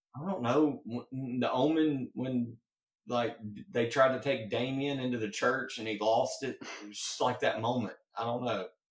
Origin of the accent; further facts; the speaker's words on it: Mississippi, United States; I'm from Mississippi.